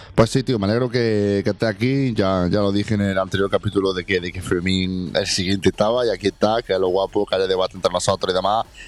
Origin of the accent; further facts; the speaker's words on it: Jaén, Andalusia, Spain; mi pueblo y a mi ciudad